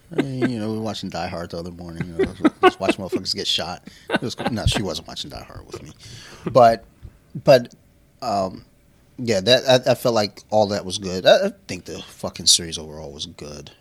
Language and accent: English; United States; I'm American